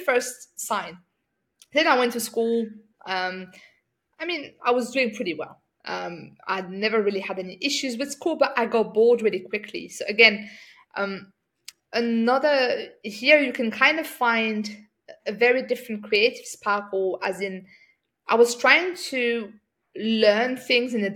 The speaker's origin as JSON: {"language": "English", "country": "France", "tie": "born or raised there", "said": "So I grew up in France. I'm from a North African background."}